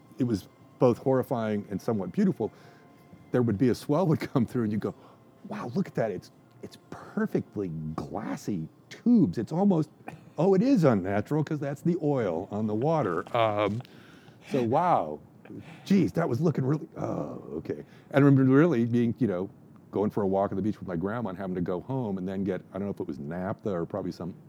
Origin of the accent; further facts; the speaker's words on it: Santa Cruz, California, United States; I was born and raised in Santa Cruz